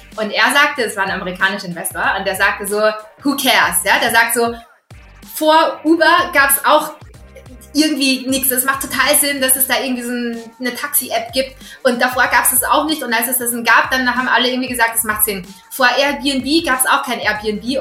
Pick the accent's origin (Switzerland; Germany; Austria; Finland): Austria; accent: Austrian; bin gebürtige Österreicherin, äh, bin da aufgewachsen und auch zur Schule gegangen, habe da studiert.